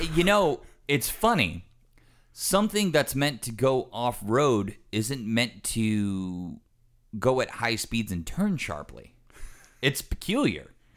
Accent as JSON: {"language": "English", "country": "United States"}